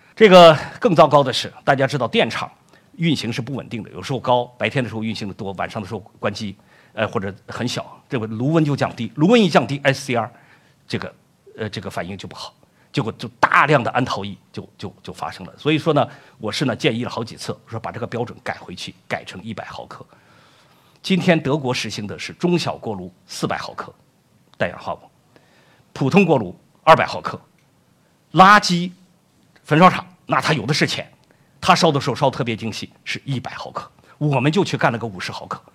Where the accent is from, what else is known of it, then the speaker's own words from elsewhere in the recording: Shaanxi, China; moved away as an adult; also born or lived in Germany; 我的家乡呢，陕西